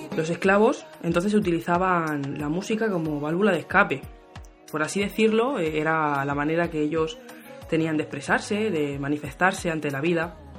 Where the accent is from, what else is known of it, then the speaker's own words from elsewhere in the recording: Spain; Soy española, pero tengo raíces caboverdianas.